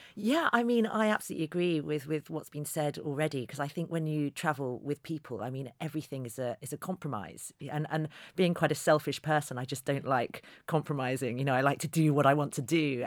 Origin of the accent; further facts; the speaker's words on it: London, United Kingdom; a journalist from London